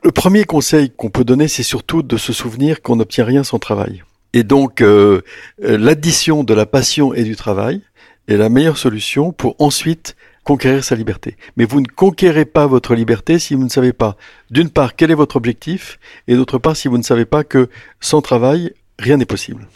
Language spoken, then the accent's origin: French; France; j'habitais la province, je suis venu à Paris